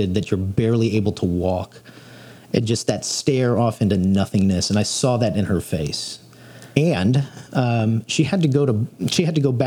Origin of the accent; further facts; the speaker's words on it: Texas, United States; I was born and raised here in Texas